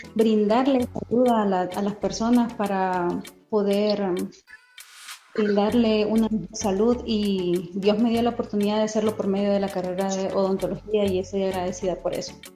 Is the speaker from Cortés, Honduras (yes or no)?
no; Tegucigalpa, Francisco Morazán, Honduras; soy de Tegucigalpa, estudié en la Universidad Nacional Autónoma de Honduras